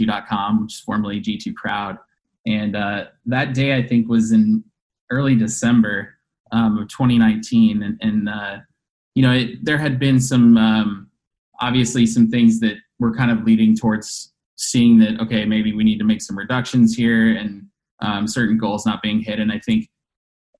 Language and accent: English; Denver, Colorado, United States; moved away as an adult; now in Chicago, United States; I'm originally born and raised in Denver, Colorado, moved here to Chicago about 12 years ago